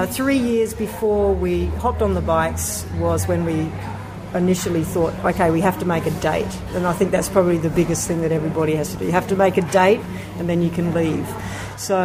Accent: Australia; also born or lived in London; I come from Australia

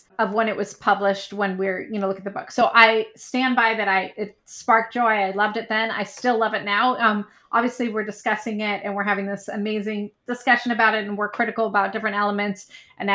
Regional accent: San Francisco, California, United States; my hometown of San Francisco

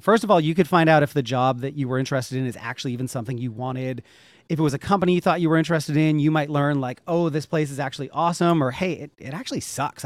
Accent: Northeast, United States; I grew up in the Northeast.

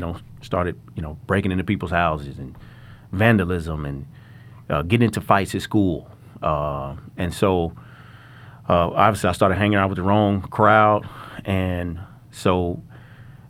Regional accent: Little Rock, Arkansas, United States; I grew up in Little Rock, Arkansas, at Whispering Hills Mobile Home Parks

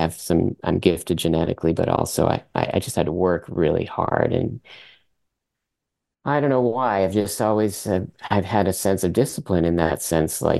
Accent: Vermont, United States; first language French; English is a second language; were born in, in the, in the united states in vermont Although my mother is native of Canada, she's from Quebec, Montreal

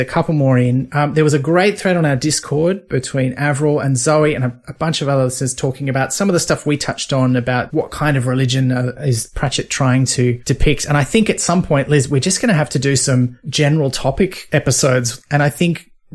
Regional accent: north coast of New South Wales, Australia; also born or lived in Sydney; I was born in Sydney, but, you know, then I moved away from there. And the place I remember growing up in the north coast of New

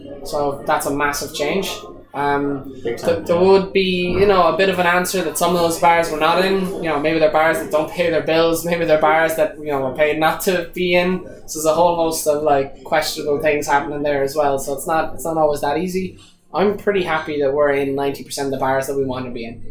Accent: Ireland; as Irish people

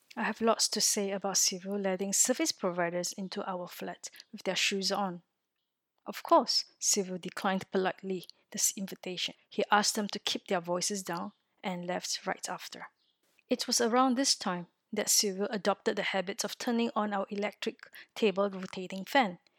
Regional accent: Singapore; moved away as an adult; now in France

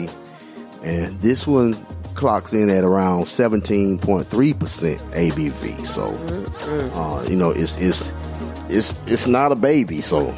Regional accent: Alabama, United States; accent: Alabama; now in Florida, United States; my Alabama accent

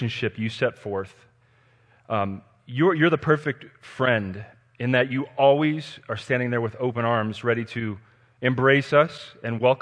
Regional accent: Denver, Colorado, United States; And I'm a Colorado native. I was born and raised in Denver.

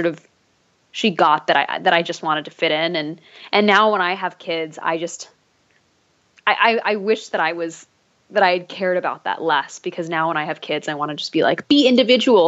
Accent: Dallas, Texas, United States; also born or lived in New Hampshire / Grapevine, Texas; we moved to Grapevine first, which is sort of a suburb outside of Dallas. And then we moved to Dallas proper when I was like around 7 or 8 years old.

